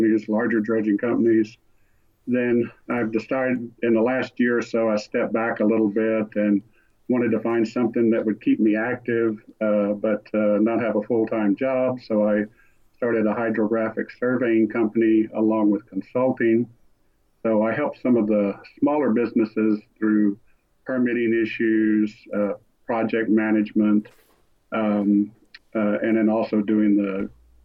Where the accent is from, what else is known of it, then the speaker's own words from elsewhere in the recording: Port Lavaca, Texas, United States; also born or lived in Austin, Texas; I'm a fourth generation native of the Texas coast. I was born in Port Lavaca